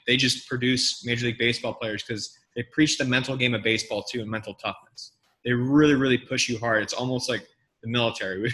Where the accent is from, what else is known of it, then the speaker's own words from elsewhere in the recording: El Dorado Hills, California, United States; my hometown of Eldorado Hills, California